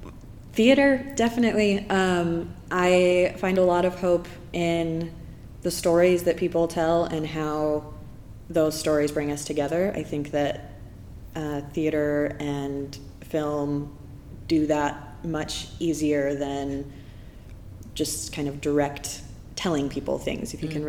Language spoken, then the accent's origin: English; Idaho, United States; now in Portland, United States; I'm from Idaho.